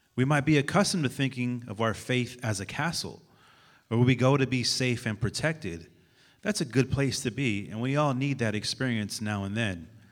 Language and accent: English; San Francisco, California, United States; I'm from San Francisco, California